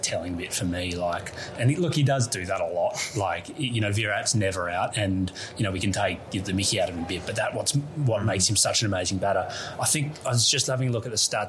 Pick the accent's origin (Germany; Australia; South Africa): Australia; Melbourne, Victoria; we're from Melbourne